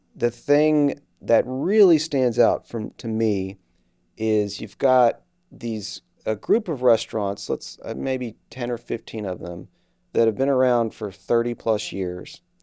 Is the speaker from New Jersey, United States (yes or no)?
no; Houston, Texas, United States; moved away; I'm from Houston